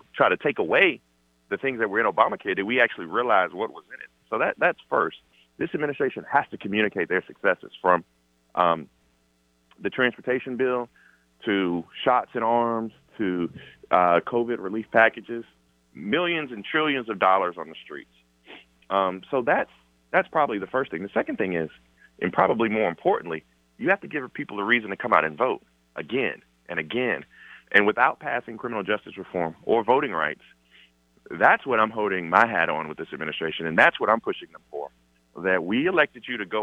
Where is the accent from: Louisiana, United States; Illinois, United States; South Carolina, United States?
South Carolina, United States; I'm from South Carolina